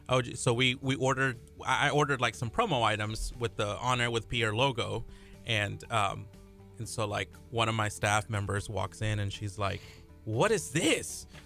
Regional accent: Peru; So um, I'm from Peru, and I was born in Peru

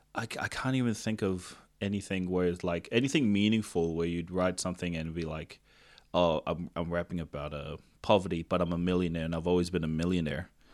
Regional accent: Tonga; first language Tongan; English is a second language; I grew up in Tonga and my Tongan has been less than average

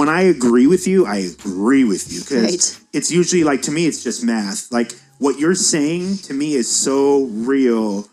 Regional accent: United States; as an American

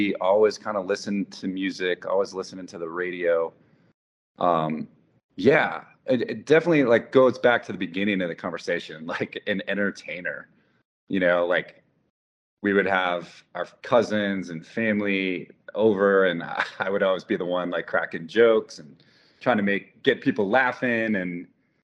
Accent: Wisconsin, United States; I grew up in Wisconsin

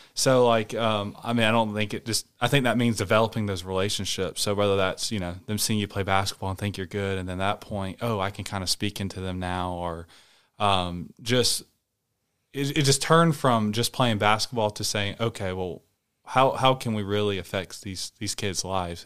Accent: Rock Hill, South Carolina, United States; moved away; I'm from Rock Hill, which is a South Carolina

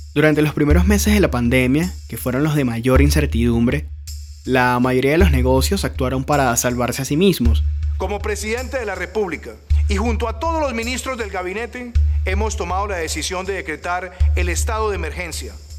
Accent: Los Teques, Miranda, Venezuela; now in Medellín, Colombia; Crecí cerca de uno en Los Teques

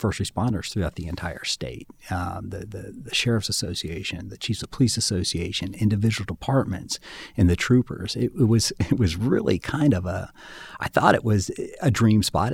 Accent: Springfield, Ohio, United States; I had, I had grown up in, in Clark County.

